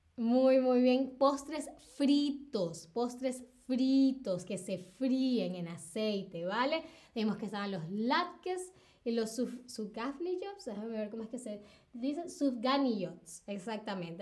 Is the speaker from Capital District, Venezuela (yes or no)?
yes; Caracas, Capital District, Venezuela; Caracas, mi ciudad natal